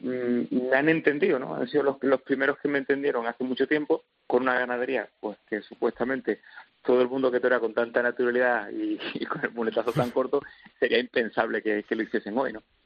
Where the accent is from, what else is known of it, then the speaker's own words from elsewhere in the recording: Linares, Andalusia, Spain; yo nací en Linares